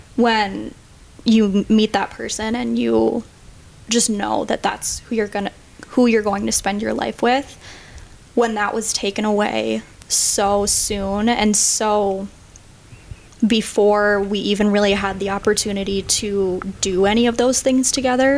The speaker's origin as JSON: {"language": "English", "town": "St. Cloud", "region": "Minnesota", "country": "United States", "tie": "born or raised there", "said": "I am 24. I grew up in St. Cloud, Minnesota, but I've been in the cities for about six years"}